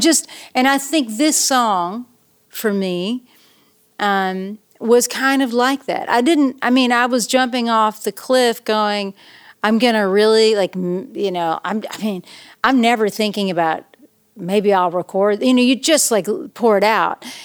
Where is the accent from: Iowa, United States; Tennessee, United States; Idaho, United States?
Tennessee, United States; East; also born or lived in Knoxville, Tennessee / Nashville, Tennessee; I grew up in East Tennessee